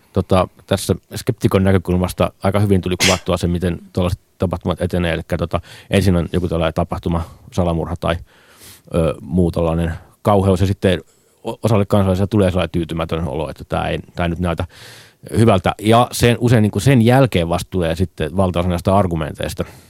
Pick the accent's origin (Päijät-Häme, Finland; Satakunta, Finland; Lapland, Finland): Päijät-Häme, Finland; Nastola; mä oon Nastolasta